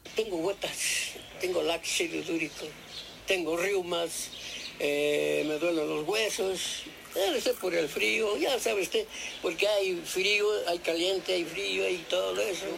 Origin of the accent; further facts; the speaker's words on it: Mexico City, Mexico; also born or lived in Toluca / Ixtlahuaca / Atlacomulco; aquí es donde me, hice, ahora sí, como dice el dicho, me hice hombre